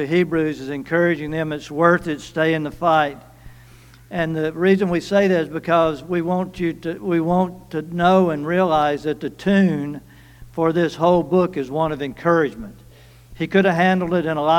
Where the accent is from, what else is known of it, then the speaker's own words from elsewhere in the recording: Cleveland, Mississippi, United States; I'm from Cleveland